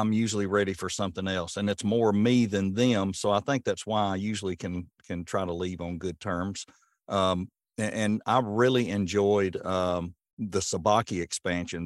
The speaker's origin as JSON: {"language": "English", "area": "Rutherford County", "region": "Tennessee", "country": "United States", "moved": "as an adult", "lives_now": "Portland, United States", "said": "being a transplant, I'm from Rutherford County"}